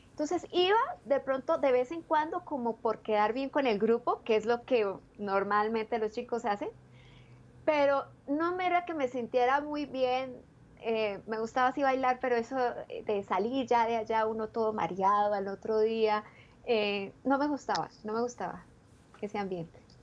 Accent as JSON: {"language": "Spanish", "town": "Ubaté", "region": "Cundinamarca", "country": "Colombia", "tie": "born or raised there", "said": "nací en un pueblecito pequeñito, una villa que queda muy cerca de Bogotá y se llama Villa de San Diego de Iguaté"}